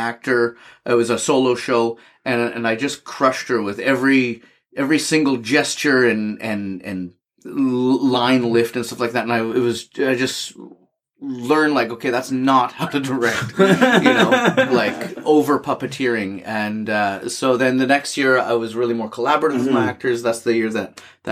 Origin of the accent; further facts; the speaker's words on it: Edmonton, Alberta, Canada; also born or lived in England; I'm from Edmonton, and I grew up with my grandparents